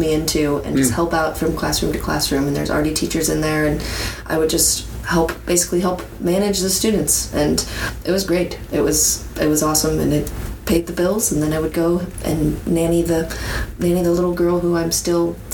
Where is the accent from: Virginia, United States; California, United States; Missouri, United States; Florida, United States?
Missouri, United States; St. Louis; also born or lived in Webster Groves / England; I was born here in St. Louis, where I am right now. I was grew up here in St. Louis for most of my life